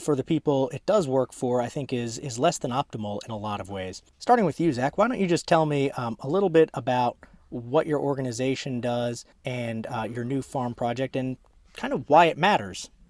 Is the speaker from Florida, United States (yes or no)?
no; Maryland suburbs of DC, United States; now in Charlotte, United States; I'm from the DC area as well, uh, Maryland suburbs of DC, so fellow transplant here.